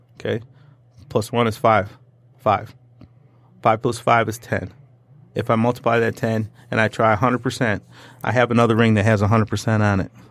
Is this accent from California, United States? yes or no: no; Troy, Michigan, United States; I grew up in Troy